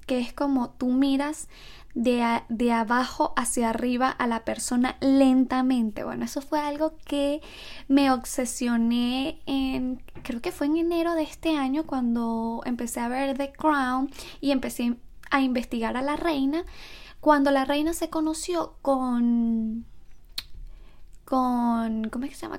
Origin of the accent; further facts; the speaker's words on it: Venezuela; moved away; also born or lived in Ecuador; los que somos de Venezuela